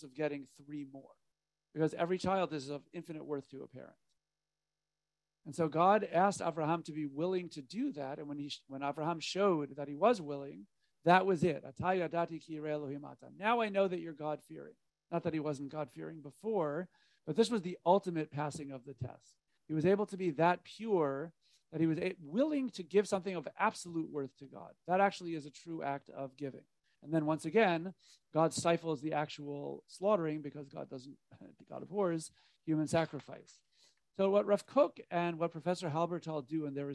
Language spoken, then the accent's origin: English; United States; being an American